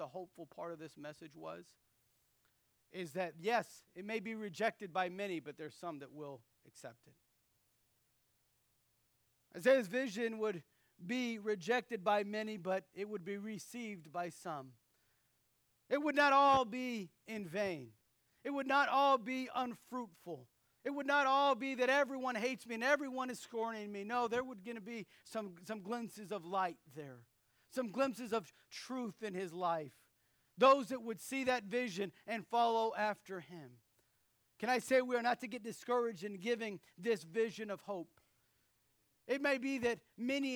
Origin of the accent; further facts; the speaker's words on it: United States; being an American citizen